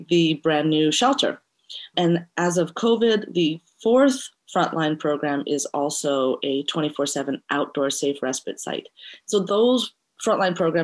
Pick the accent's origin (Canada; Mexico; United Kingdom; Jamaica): Canada; Montreal, Quebec; also born or lived in Eritrea; now in Vancouver, Canada; We are from Eritrea, which is in East Africa, and I was raised in Montreal and now make Vancouver my home